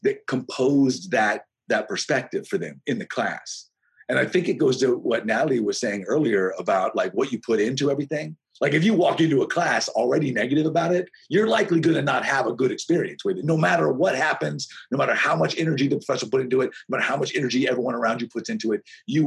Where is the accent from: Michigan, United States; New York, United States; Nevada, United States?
Nevada, United States; Las Vegas; moved away; also born or lived in Gig Harbor, Washington; I grew up in Vegas